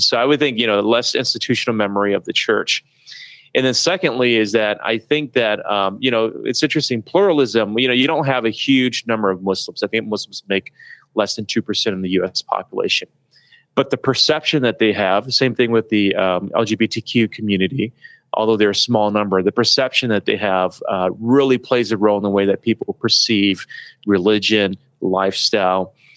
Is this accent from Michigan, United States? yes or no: yes; Detroit, Michigan, United States; I grew up in Detroit